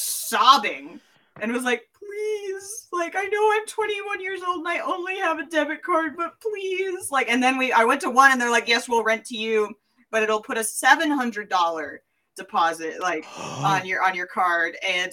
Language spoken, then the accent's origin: English; Tennessee, United States; accent: Tennessee; However, I just went back into my like Tennessee accent when I started talking about this.